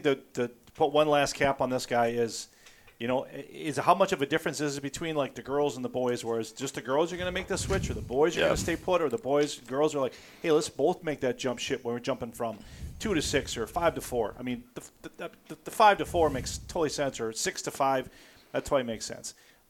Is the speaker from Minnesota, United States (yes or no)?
yes; Austin, Minnesota, United States; I grew up in Austin